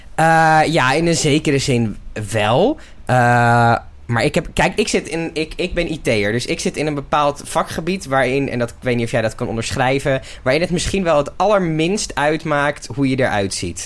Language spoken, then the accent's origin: Dutch; Netherlands; als Nederlanders